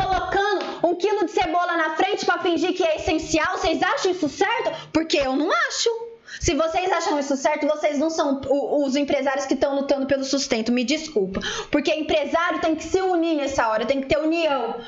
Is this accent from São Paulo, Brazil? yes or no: yes; interior of São Paulo, Brazil; Nós somos aqui do interior de São Paulo